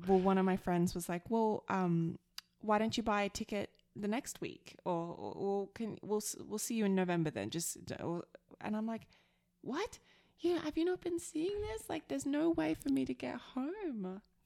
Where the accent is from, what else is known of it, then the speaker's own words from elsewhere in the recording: Australia; now in Alberta, Canada; I'm the Aussie